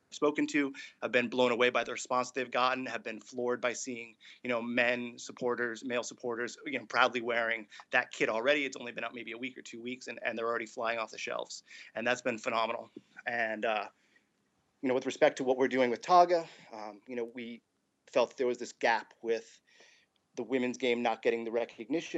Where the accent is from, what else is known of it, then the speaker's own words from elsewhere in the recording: United States; growing up in the United States in the 80s and into the 90s